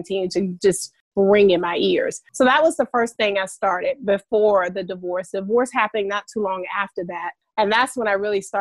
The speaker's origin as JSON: {"language": "English", "region": "Alabama", "country": "United States", "moved": "yes", "lives_now": "Atlanta, United States", "said": "I'm originally from Alabama, and I am a Southern girl at heart"}